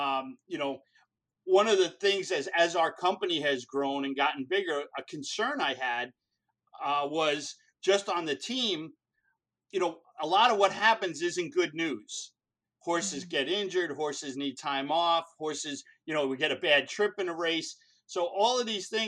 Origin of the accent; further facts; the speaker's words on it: Long Island, New York, United States; I grew up on Long Island